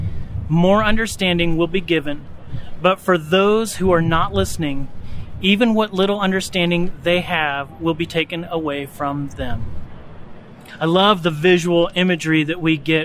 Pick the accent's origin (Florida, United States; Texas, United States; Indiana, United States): Indiana, United States; North Central; growing up in North Central Indiana